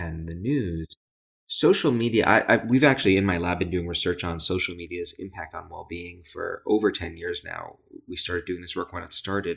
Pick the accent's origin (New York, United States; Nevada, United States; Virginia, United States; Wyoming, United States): New York, United States; New York City; I grew up in Brooklyn, New York